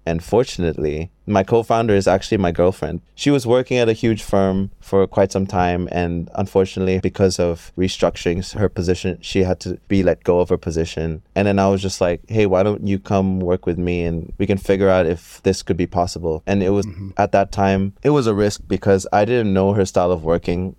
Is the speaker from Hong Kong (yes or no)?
yes; Hong Kong; I am a Filipino born and raised in Hong Kong